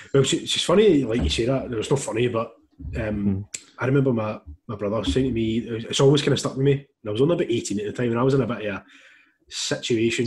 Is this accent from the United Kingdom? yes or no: yes; Glasgow, Scotland, United Kingdom; I'm from Glasgow